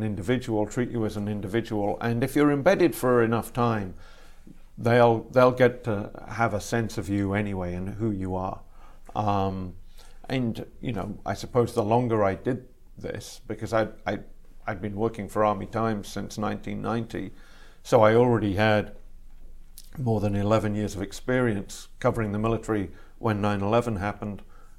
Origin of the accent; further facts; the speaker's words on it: England, United Kingdom; also born or lived in Canada / Ireland; now in United States; I was born in Canada, mm-hmm. but both my parents were British, and we moved back to the UK, to England, when I was just a baby. And I grew up in England for the first half of my childhood and in Ireland for the second half of my childhood.